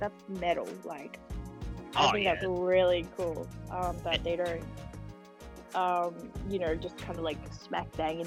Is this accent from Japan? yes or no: yes; Osaka, Japan; moved away; I'm originally from Osaka, so I feel a lot more at home there